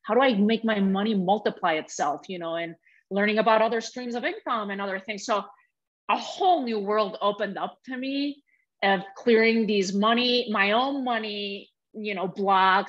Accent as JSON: {"language": "English", "country": "Spain", "tie": "born or raised there", "moved": "yes", "said": "growing up in Spain in a very patriarchal country, very patriarchal family too"}